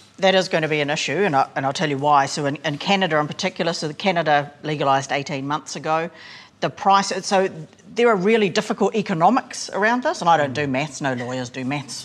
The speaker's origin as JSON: {"language": "English", "area": "Hokianga", "region": "Northland", "country": "New Zealand", "said": "so I'm from Hokianga and, and from the coast"}